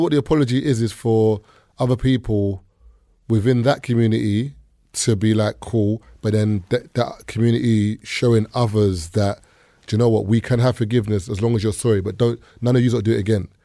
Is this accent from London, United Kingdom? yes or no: yes; the East, London, United Kingdom; when I was growing up in the East